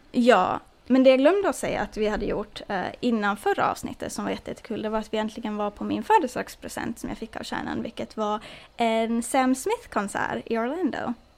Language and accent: Swedish; Åland Islands; moved away; som ålänning